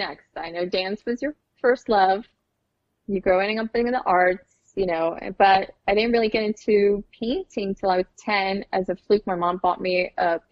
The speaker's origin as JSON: {"language": "English", "country": "Puerto Rico", "tie": "born or raised there", "said": "I was born in Puerto Rico"}